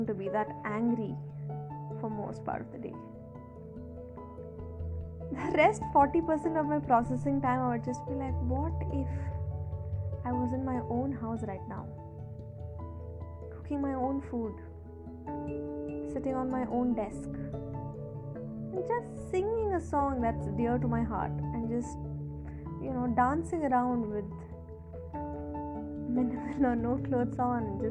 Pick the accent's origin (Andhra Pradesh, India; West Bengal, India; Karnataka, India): Karnataka, India; a small town near Mangalore; now in Bangalore, India; I stay in Bangalore, and I am originally from Mangalore, a small town near Mangalore